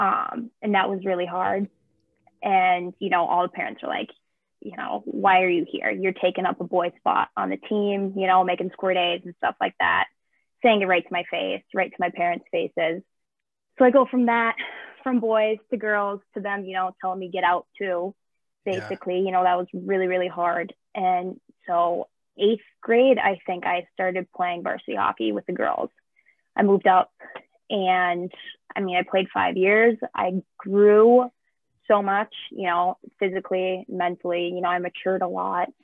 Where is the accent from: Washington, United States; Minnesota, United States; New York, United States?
Minnesota, United States; Hermantown; I grew up in Hermantown, like you said, which is a super small town by Duluth